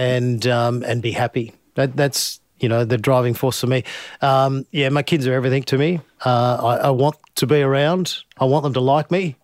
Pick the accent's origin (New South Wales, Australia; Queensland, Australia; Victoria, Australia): New South Wales, Australia; Finley; as a young kid growing up in Findlay